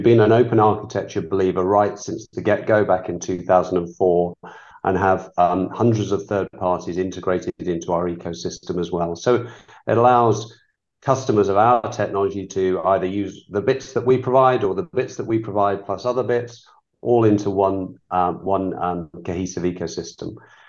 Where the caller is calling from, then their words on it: Walton-on-Thames, South East England, United Kingdom; I'm calling from a sunny but cold place called Walton-on-Thames in England, just southwest of London.